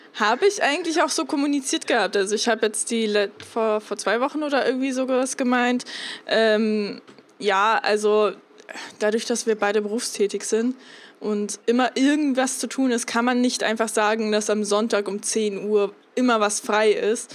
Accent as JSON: {"language": "German", "country": "Germany", "said": "wir Deutschen"}